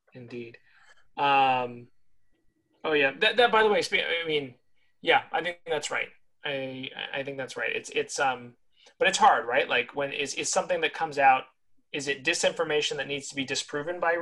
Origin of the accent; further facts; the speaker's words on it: California, United States; My home state of California